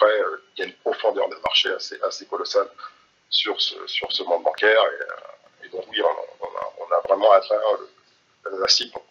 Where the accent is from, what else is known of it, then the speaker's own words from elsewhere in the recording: Antilles, France; Donc, je suis originaire des Antilles